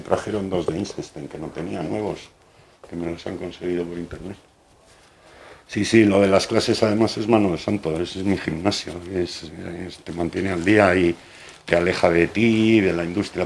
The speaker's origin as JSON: {"language": "Spanish", "town": "Bilbao", "region": "Basque Country", "country": "Spain", "tie": "born or raised there", "first_language": "Spanish", "moved": "as an adult", "lives_now": "Madrid, Spain", "said": "me he criado allí 30 años, mm, tengo toda la familia en Bilbao y soy vasco"}